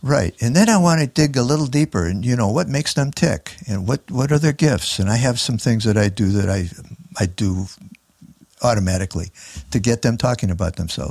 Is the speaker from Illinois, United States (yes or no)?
yes; Chicago, Illinois, United States; I was raised down by eight forty-two North Wells in nineteen twenty Clybourne, which is down by Cabrini Green.